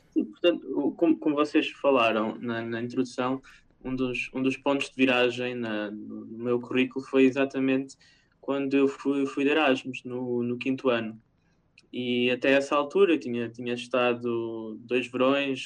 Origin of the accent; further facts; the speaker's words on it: Portugal; moved away as an adult; now in Norway; eu saí de Portugal